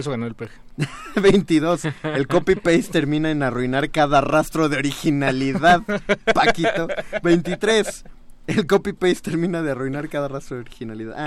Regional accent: Mexico; los mexicanos somos excesivamente cálidos

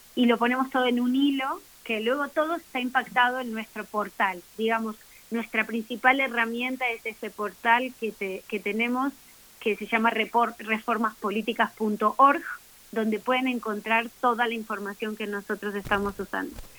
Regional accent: Mexico; como mexicanos y mexicanas

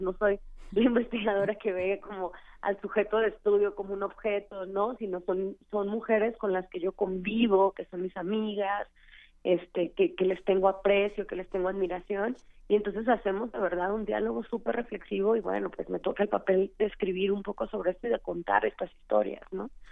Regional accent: Tijuana, Baja California, Mexico; now in Mexico City, Mexico; yo soy de Tijuana, yo tocaba en una banda en Tijuana

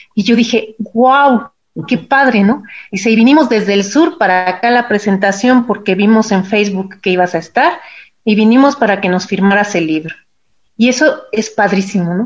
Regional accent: Mexico City, Mexico; Yo ya nací en la Ciudad de México

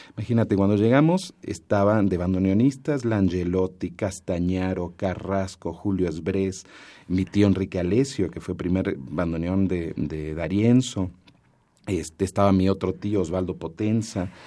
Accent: Mexico City, Mexico; crecí también en el Corrientes 348 allá en Miguel Ángel de Quevedo

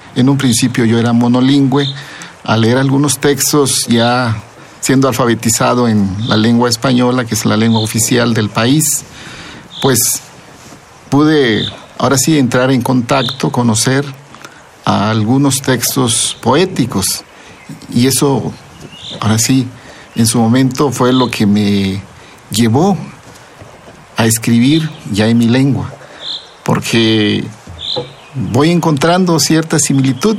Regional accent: Zapotec, Oaxaca, Mexico; first language Zapotec; Spanish is a second language; para nosotros los zapotecas, la poesía está presente ahí en nuestra lengua

